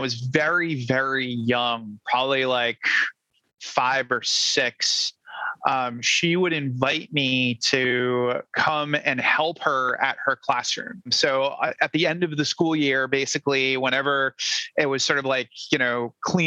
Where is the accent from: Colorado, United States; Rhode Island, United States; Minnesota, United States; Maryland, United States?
Rhode Island, United States; moved away; I'm originally from Rhode Island